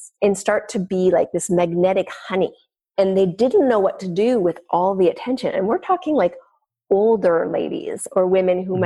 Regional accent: Canada; I'm French Canadian, so we're pretty vivacious

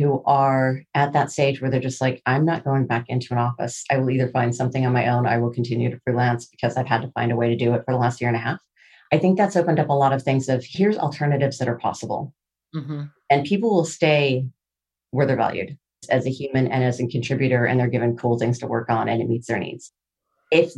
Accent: Seattle, Washington, United States; I'm from Seattle

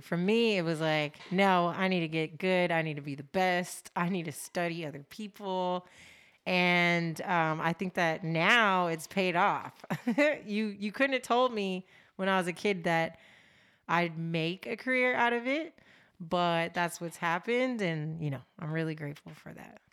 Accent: Los Angeles, California, United States; I am born and raised in Los Angeles, California.

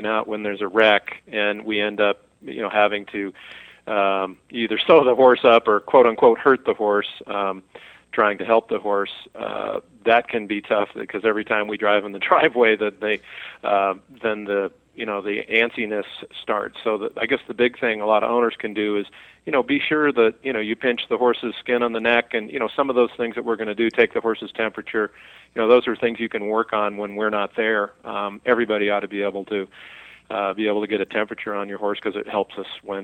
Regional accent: Montana, United States; I'm from Montana, and we grow beautiful alfalfa and grass hay

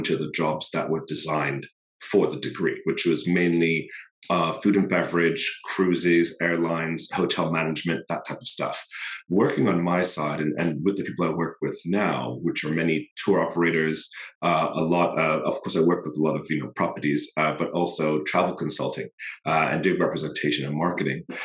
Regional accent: Botswana; now in New York City, United States; I am from Botswana in the States, but based here in New York City.

